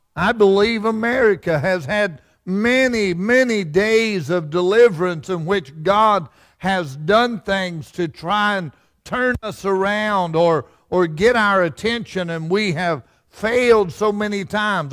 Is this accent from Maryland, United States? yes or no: no; Fudge Creek, West Virginia, United States; I'm from Fudge Creek, and we had Mud River